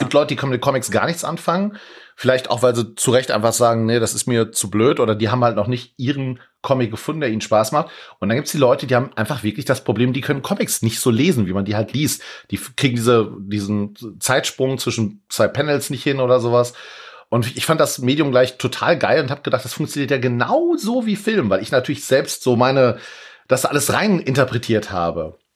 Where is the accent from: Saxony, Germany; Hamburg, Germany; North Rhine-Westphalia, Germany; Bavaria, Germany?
North Rhine-Westphalia, Germany; Leopoldshöhe; bei uns in Leopoldshöhe auf dem Dorf